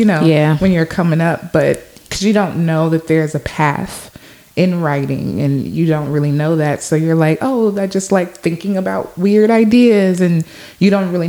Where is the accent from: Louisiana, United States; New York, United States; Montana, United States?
Louisiana, United States; Shreveport; also born or lived in Los Angeles, California; I'm from Shreveport, Louisiana, originally